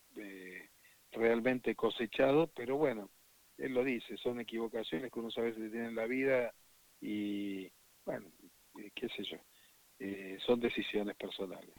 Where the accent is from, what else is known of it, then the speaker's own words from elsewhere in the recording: Argentina; un ciudadano orgulloso de ser argentino